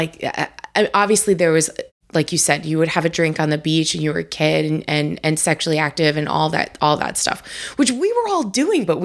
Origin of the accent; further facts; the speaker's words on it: Long Island, New York, United States; I was born and raised on Long Island